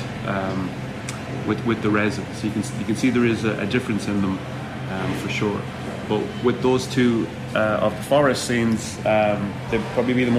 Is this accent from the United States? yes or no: no; Mayo, Connacht, Ireland; also born or lived in Galway; I'm originally from Mayo